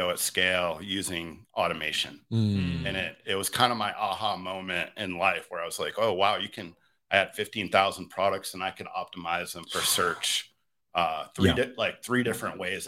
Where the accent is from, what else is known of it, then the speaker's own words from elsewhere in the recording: near Lake Placid, New York, United States; I grew up in a tiny mountain town in northeastern New York, near Lake Placid, New York